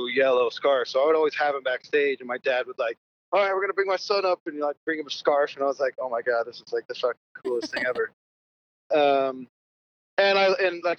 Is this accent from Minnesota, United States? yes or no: no; Edmond, Oklahoma, United States; moved away as an adult; also born or lived in Piedmont, Oklahoma; now in Los Angeles, United States; I was born in Edmond, Oklahoma